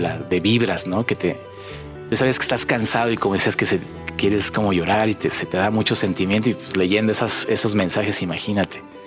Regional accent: Mexico; visitamos como mexicanos

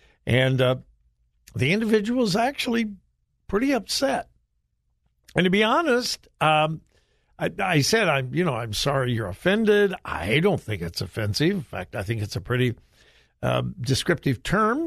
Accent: Southern California, United States; moved away; I'm originally from Southern California

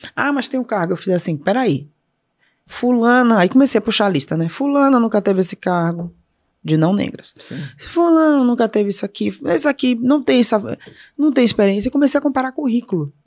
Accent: Salvador, Bahia, Brazil; born or raised there; moved away

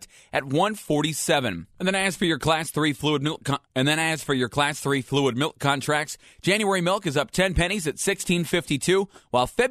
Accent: Michigan, United States; now in Wisconsin, United States; I am originally from Michigan

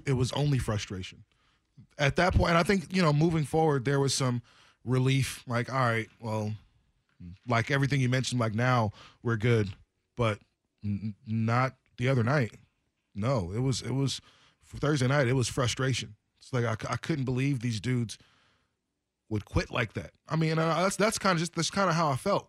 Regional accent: Portland area, Oregon, United States; Oaks Park skating rink. We didn't really go to Skate World too much in Gresham

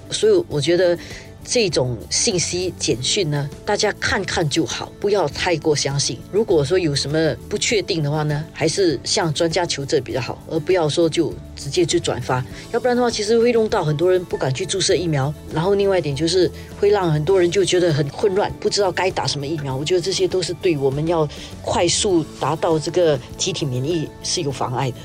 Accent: Singapore; 作为新加坡人

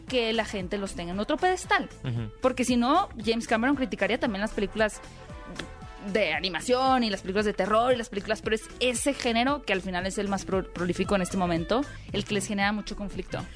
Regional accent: Mexico; como mexicanos

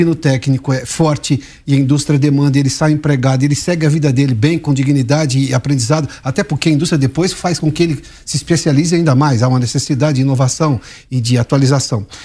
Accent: Piracicaba region, São Paulo, Brazil; eu sou da região de Piracicaba

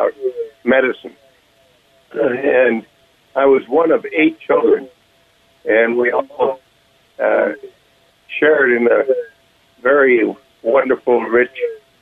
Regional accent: Portland, Oregon, United States; moved away as an adult; our area, the Pacific Northwest, Portland, Oregon. So I grew up going to a Jesuit high school

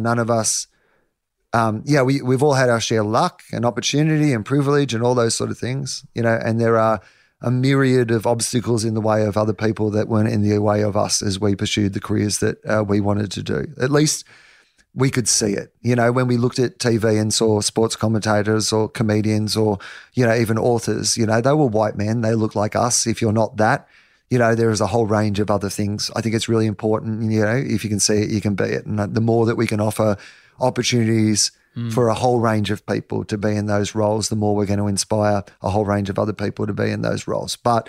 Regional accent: Denison, Australia; I'm from Anderson's Road, Denison. My dad's a dairy farmer. There's 250 people where I'm from, you know.

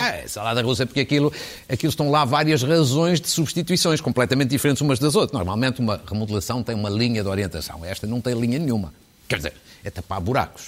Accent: Fafe, Norte, Portugal; que é de Faf, da minha terra

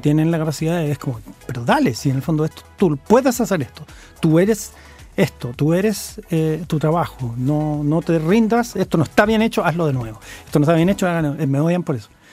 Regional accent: Santiago, Santiago Metropolitan Region, Chile; yo soy santiaguino.

